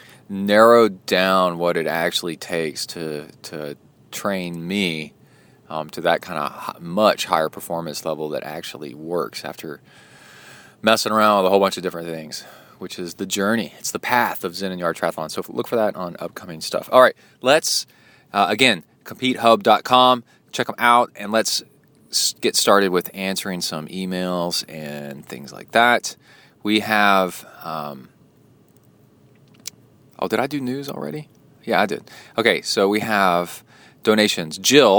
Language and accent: English; Farmingdale, New York, United States; moved away as an adult; now in Israel; I was brought up in the States, Farmingdale, New York, and moved to Israel over 30 years ago after finishing university.